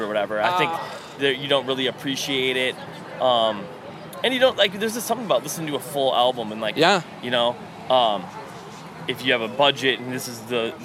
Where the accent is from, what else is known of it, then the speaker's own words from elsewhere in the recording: Mankato, Minnesota, United States; I grew up in Mankato, Minnesota.